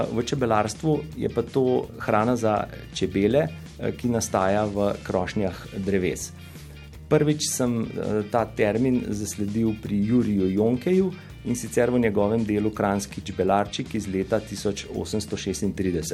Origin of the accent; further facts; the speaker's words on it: Slovenia; smo Slovenci